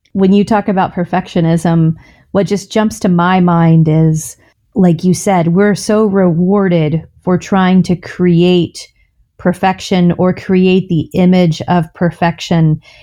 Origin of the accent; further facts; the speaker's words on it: the South, United States; I grew up in the South with a mom who never left the house without makeup on